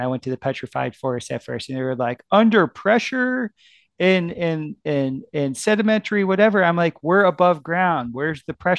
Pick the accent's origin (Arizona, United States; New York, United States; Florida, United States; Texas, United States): Florida, United States; South; I grew up in South Florida